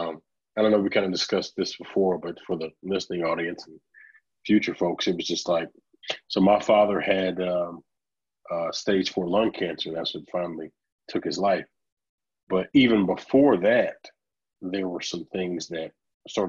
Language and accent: English; Orange, Texas, United States; moved away as an adult; now in Dallas, United States; I moved away from Orange, Texas, and I moved out to Dallas